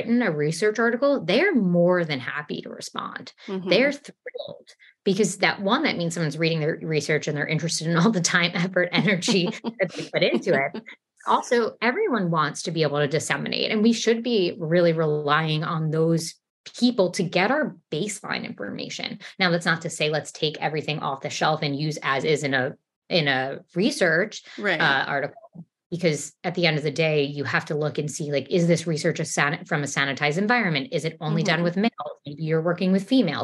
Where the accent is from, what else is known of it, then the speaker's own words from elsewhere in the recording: New York City, New York, United States; accent: New York; also born or lived in Texas; even though I'm from New York, I've lived in New York almost my entire life, except for living in Texas